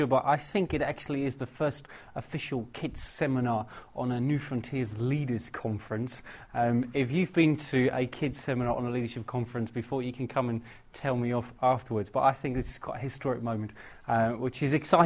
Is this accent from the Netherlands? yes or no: yes; Netherlands; moved away as an adult; now in England; I'm originally from Holland, travelled over to England about 6 years ago and never been back since